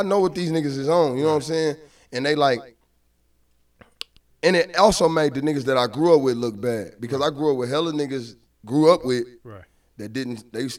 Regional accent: Kansas City, Missouri, United States; I grew up in Kansas City, man. Like, see, we from the south side. You know what I'm saying? We from 108th Street.

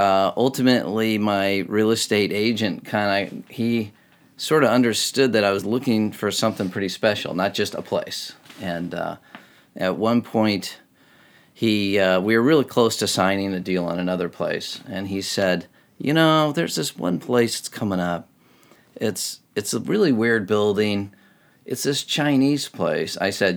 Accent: Japan; now in Seattle, United States; I'm like, I actually moved here from Japan, you know, and I have this weird kind of backstory, I suppose, but I guess I'm a Seattleite now

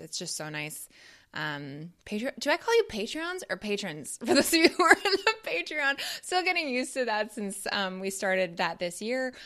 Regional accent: Toronto, Ontario, Canada; moved away as an adult; now in United States; growing up in Toronto

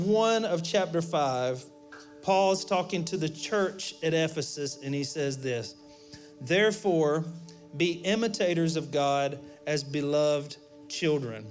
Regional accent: Alabama, United States; we're from Alabama.

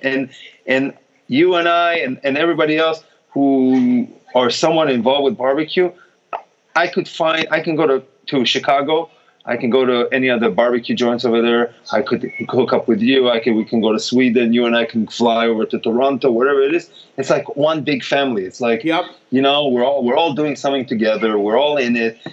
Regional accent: Israel; I'm from Israel

